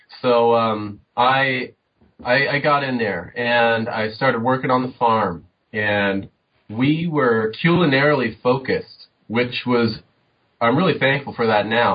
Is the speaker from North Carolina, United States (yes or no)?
no; Southern California, United States; moved away; I grew up in Southern California, typical suburban